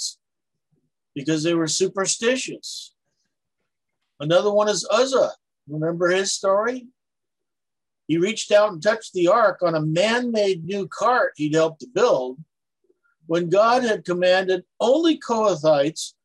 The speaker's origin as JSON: {"language": "English", "country": "Palau", "tie": "born or raised there", "said": "where I grew up out in Palau"}